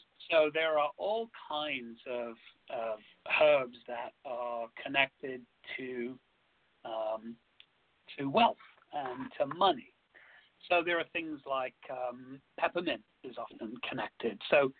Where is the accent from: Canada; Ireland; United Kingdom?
United Kingdom; England; you know, I am English, and there are some traditional English foods that I still love to eat.